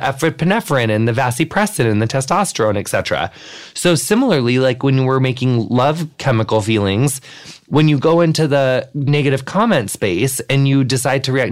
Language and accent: English; Midwest, United States; I'm from the Midwest